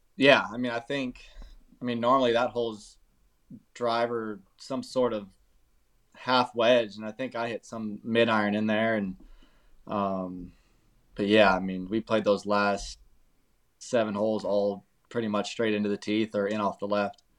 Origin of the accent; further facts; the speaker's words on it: California, United States; moved away; my hometown in California